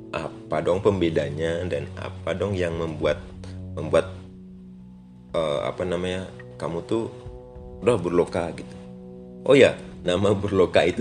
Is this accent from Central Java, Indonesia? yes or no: no; Bali, Indonesia; karena aku orang Bali